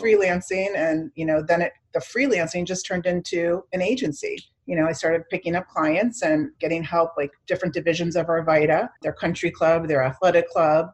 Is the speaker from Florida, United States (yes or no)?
yes; Miami, Florida, United States; also born or lived in Chicago, Illinois; I grew up mainly in Miami. So, my family, um, my mom was a single mom, and I had a had a sister, and so we moved to Miami when I was in junior high